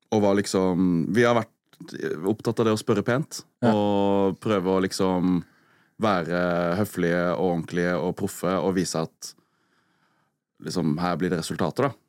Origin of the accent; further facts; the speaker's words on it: Arendal, Agder, Norway; jeg er oppvokst med liksom kjempebrei arendalsdialekt